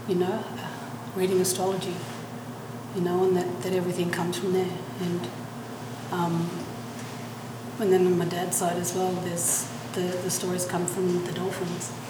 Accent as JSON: {"language": "English", "area": "Far North Coast", "region": "New South Wales", "country": "Australia", "said": "I'm Bunjalung, I'm from Far North Coast, New South Wales"}